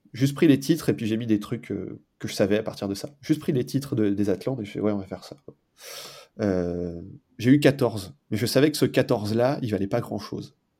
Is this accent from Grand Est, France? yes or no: yes; foot of the Vosges, Moselle, Grand Est, France; moved away; also born or lived in Alps; dans les Vosges, euh, mhm. d'où je suis originaire, au pied des Vosges, en Moselle